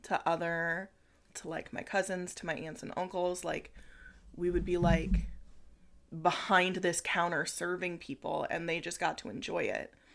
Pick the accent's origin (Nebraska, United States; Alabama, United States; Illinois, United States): Nebraska, United States; Cedar Creek; Cedar Creek was my hometown also